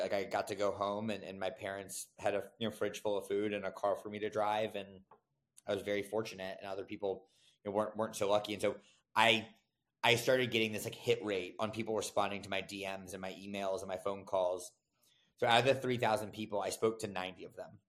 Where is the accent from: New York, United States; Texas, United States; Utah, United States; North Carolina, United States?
North Carolina, United States; Raleigh; moved away as an adult; I'm from Raleigh